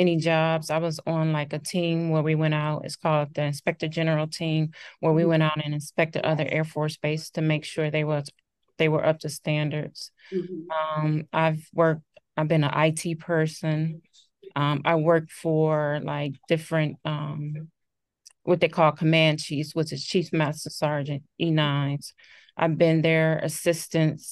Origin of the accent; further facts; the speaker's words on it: Cleveland, Ohio, United States; moved away as an adult; now in St. Louis, United States; I'm originally from Cleveland, Ohio, but I live in the St. Louis, Missouri area.